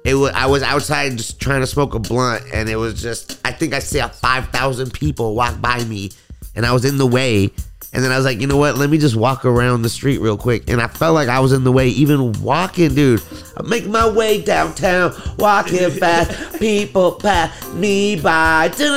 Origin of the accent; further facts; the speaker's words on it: California, United States; I'm from California